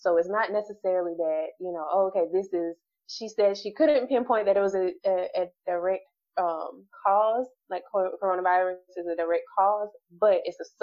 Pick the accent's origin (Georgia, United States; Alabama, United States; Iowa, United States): Alabama, United States; I'm originally from Alabama.